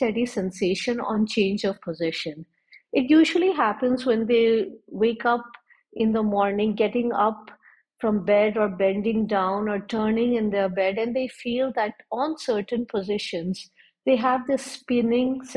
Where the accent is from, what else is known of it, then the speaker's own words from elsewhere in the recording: Jaipur, Rajasthan, India; I'm from Jaipur, India, and I'm working in a specialized vertigo clinic.